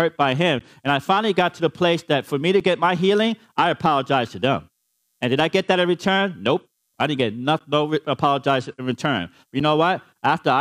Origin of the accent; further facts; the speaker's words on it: New York City, New York, United States; I grew up in the Bronx, New York